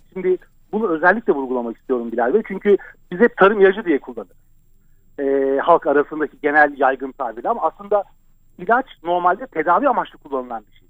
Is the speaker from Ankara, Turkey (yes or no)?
yes; Ankara, Turkey; Ben e, Ankara'da büyüdüm.